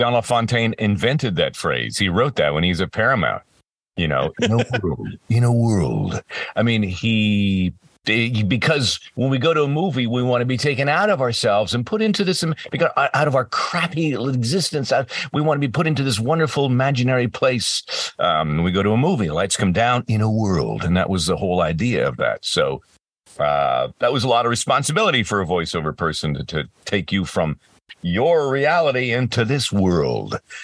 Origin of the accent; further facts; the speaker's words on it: across the border from Buffalo, Rochester, Ontario, Canada; I grew up across in Canada and across the border from Buffalo, Rochester